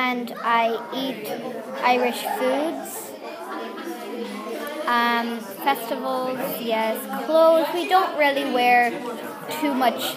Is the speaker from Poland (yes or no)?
yes; Poland; now in Ireland; I'm from Poland